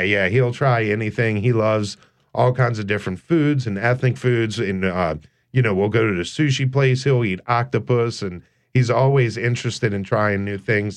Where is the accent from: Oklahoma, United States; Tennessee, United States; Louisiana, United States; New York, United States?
Louisiana, United States; New Orleans; I grew up in New Orleans